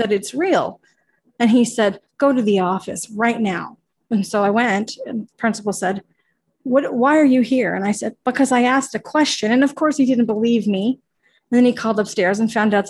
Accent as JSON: {"language": "English", "town": "Ottawa", "region": "Ontario", "country": "Canada", "moved": "yes", "lives_now": "Toronto, Canada", "said": "I'm from Ottawa, which is actually just like 2 hours from Montreal"}